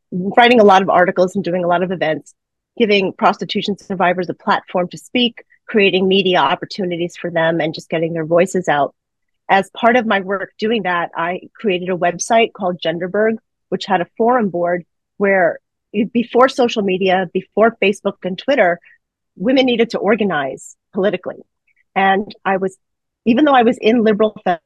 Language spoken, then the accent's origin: English; New York City, New York, United States; I grew up in the New York City area